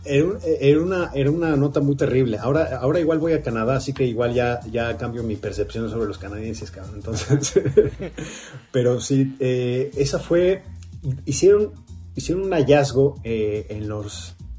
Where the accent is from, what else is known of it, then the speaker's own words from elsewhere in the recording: Mexico; moved away as an adult; now in Los Angeles, United States; como mexicano